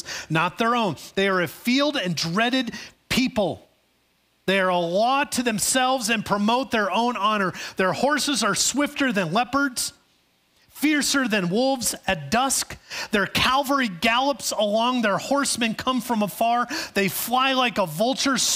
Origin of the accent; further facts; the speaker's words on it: Chicago, Illinois, United States; growing up in Chicago